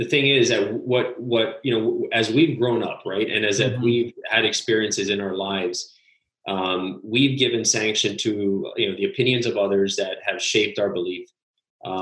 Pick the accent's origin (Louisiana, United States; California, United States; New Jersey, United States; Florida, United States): Florida, United States; Miami; also born or lived in Illinois / Switzerland / Italy / Panama; I'm from Miami, Florida, originally born and raised here, went to school here